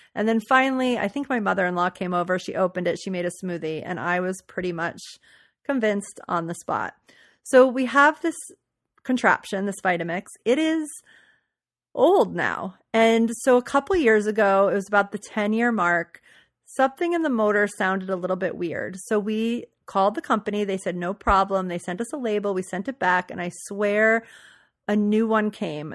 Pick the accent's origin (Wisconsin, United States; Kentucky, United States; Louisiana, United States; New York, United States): Louisiana, United States; New Orleans; moved away; I grew up in New Orleans